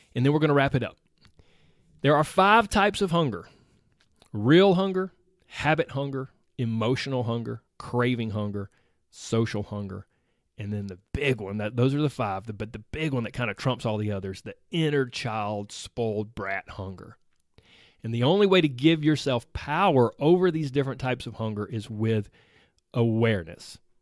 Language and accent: English; the South, United States; I was raised in the South where everything centers around food